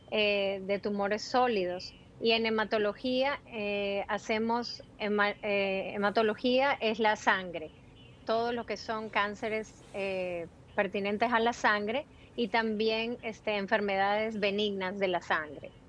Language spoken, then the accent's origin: Spanish; Peru; born there; moved away; also born or lived in Ecuador; yo nacimos en Perú y después nos mudamos a Ecuador, vivimos en Ecuador cinco años y de Ecuador yo vine para aquí.